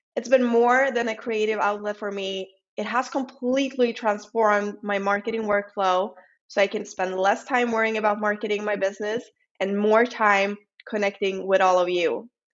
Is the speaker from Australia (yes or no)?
no; Sweden; accent: Swedish; English is a second language; my lovely Swedish accent.